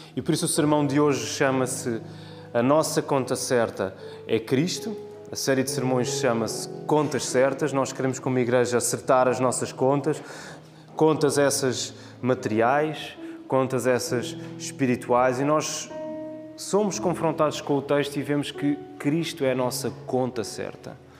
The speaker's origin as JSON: {"language": "Portuguese", "country": "Portugal"}